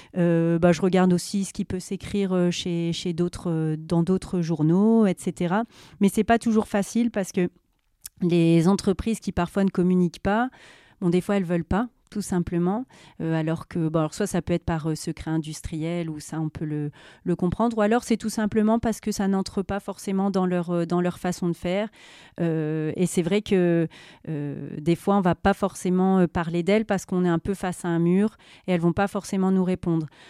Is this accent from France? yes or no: yes; Nord-Pas-de-Calais, Hauts-de-France, France; j'ai pas beaucoup bougé de la région